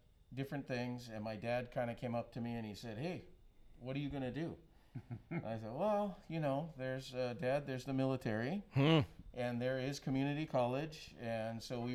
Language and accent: English; Hawaii, United States; also born or lived in Oahu / Maui / Big Island; now in Santa Cruz, United States; Born and raised in Hawaii